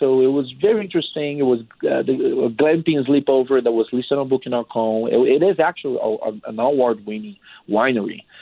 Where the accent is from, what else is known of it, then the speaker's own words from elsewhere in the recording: Brazil; moved away; I'm from Brazil